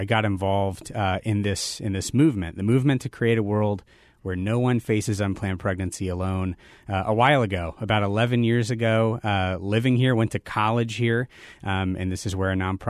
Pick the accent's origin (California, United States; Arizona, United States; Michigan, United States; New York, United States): Arizona, United States; Phoenix; You know, I'm a native Phoenician, so I grew up in Phoenix, Arizona. I'm one of the few proud sports fans, long-suffering sports fans.